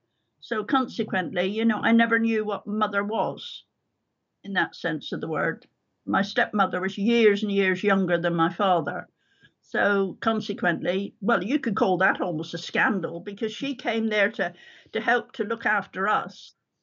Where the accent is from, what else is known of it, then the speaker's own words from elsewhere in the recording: Cotley, South West England, United Kingdom; I was born in a farmhouse, as far as I know, in a little village called Cotley in Devon. My father and his grandfather had lived in the same farmhouse for centuries, I think.